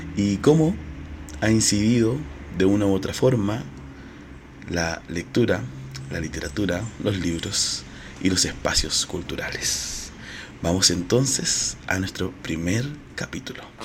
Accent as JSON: {"language": "Spanish", "country": "Chile", "said": "Soy chileno, marica y mediador cultural"}